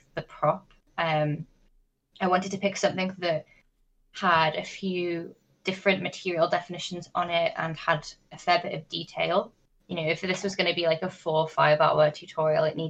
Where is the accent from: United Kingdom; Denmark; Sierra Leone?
United Kingdom; North West England; my hometown, which is in the northwest of England